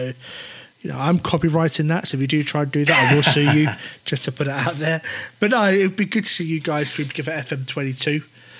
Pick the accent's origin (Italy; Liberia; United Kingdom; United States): United Kingdom; Wales; I'm a proud Welshman, despite my accent.